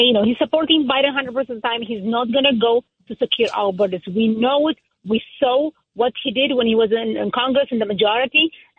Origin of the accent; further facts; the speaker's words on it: Israel; now in Nassau County, United States; I grew up in Israel